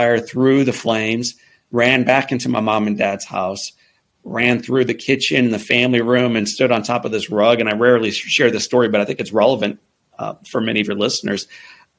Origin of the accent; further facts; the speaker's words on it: St. Louis, Missouri, United States; I grew up in the Midwest in St. Louis, Missouri